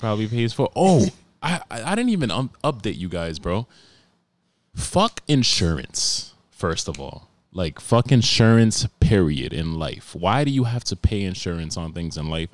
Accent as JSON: {"language": "English", "region": "New York", "country": "United States", "tie": "born or raised there", "said": "I grew up, like, growing up in New York"}